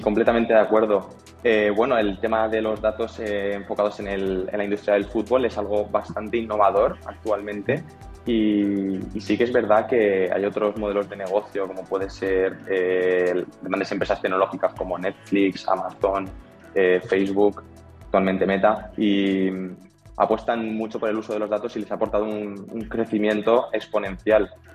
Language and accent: Spanish; Alicante, Valencian Community, Spain; now in Valencia, Spain; Yo, yo soy de Alicante, que es una, ciudad que está cercana a Valencia